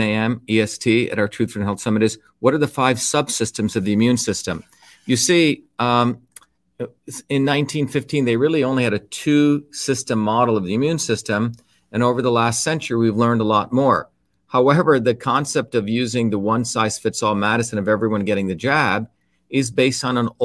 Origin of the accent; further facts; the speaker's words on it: India; traditional cultures, like what I grew up in India